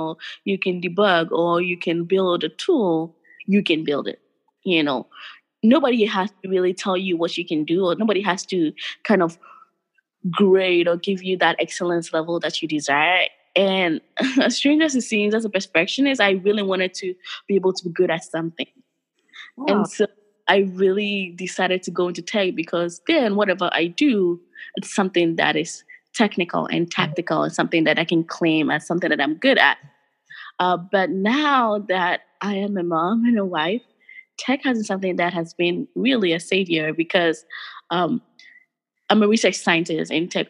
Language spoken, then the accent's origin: English; Ghana; English is a second language; but I grew up in Ghana all my formative years, my friends, my extended family. So thinking about going back is as a way for me to retire here and then go back and do something if God gives me life.